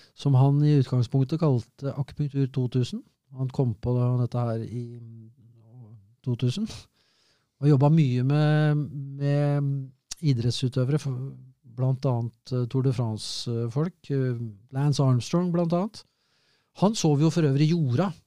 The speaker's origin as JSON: {"language": "Norwegian", "country": "Norway", "said": "Jeg er norsk."}